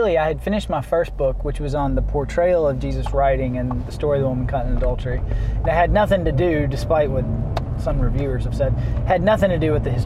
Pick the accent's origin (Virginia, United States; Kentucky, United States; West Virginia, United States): Kentucky, United States; Louisville; moved away as an adult; also born or lived in United Kingdom; now in Louisville, United States; I grew up in it, and I used to, you know, living in the UK, I'd get people all the time when I'd tell them I was from Kentucky